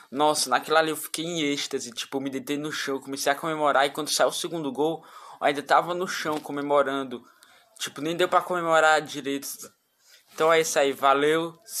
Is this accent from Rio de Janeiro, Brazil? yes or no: no; Videira, Santa Catarina, Brazil; eu sou aqui de Santa Catarina, de Videira, Santa Catarina, e amo muito meu Mengão.